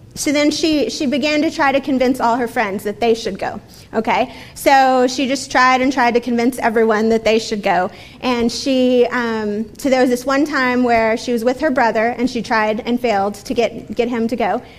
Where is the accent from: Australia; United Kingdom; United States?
United States; Texas; moved away as an adult; I'm from Texas. I actually moved here almost exactly three years ago to the freezing cold north.